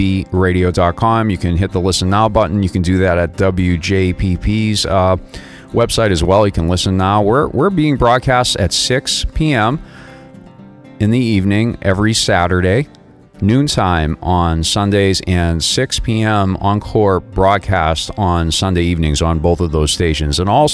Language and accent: English; Northeast, United States; now in Boca Raton, United States; I know growing up in the Northeast that they're on a little bit of a different timeline.